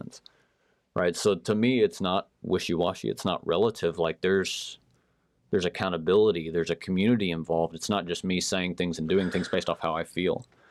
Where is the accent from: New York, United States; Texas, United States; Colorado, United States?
Texas, United States; Marble Falls; I grew up in Marble Falls